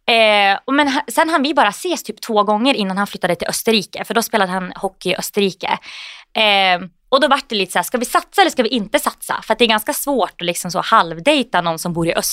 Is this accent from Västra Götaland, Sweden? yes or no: no; Gävle, Gävleborg County, Sweden; Nej, men jag kommer ju från Gävle då.